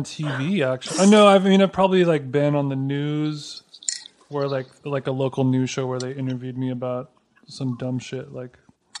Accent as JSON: {"language": "English", "town": "Glendale", "country": "United States", "tie": "born or raised there", "said": "my hometown of Glendale."}